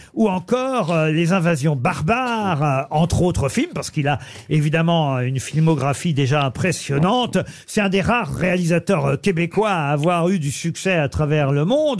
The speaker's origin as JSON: {"language": "French", "country": "France", "said": "chez nous en France"}